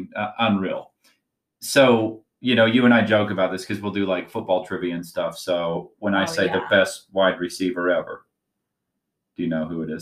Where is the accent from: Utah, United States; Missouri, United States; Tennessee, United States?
Utah, United States; I grew up in Utah and I was a Jazz fan.